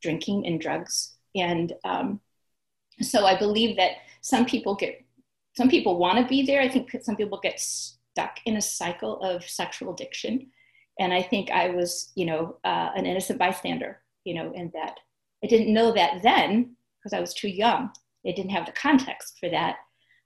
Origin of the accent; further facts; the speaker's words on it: St. Louis, Missouri, United States; moved away as an adult; also born or lived in Chicago; I'm from the St. Louis area.